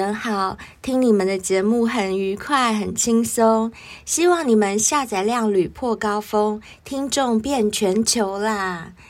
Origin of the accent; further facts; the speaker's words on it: Taiwan; 像我们台湾人讲交往